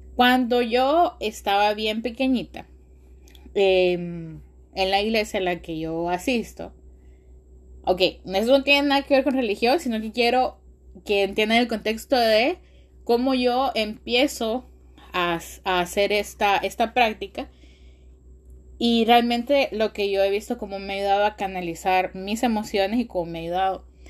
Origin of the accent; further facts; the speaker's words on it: Honduras; nuestro país, en, Honduras, yo soy de Honduras